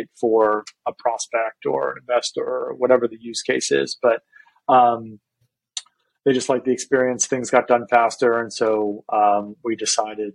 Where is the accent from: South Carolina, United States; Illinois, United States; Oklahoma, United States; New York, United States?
New York, United States; I'm from New York. And that's actually where I am today